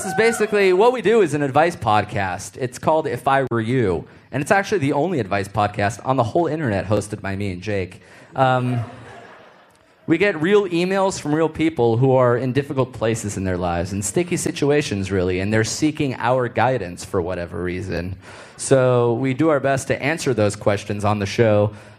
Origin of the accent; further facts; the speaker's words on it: United States; Guys, we're from America. We don't give a shit about hockey.